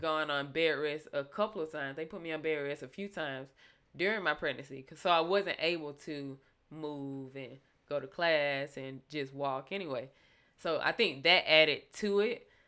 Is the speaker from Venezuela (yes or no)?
no; Thomson, Georgia, United States; also born or lived in Fort Leavenworth, Kansas / Alaska; I say Thompson is my hometown